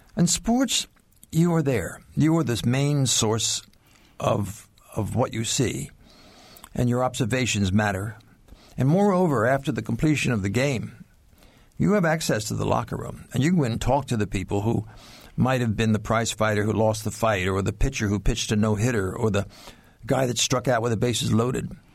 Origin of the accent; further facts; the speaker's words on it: Ocean City, New Jersey, United States; In my hometown, granted it's a small community. Ocean City is founded by Methodist ministers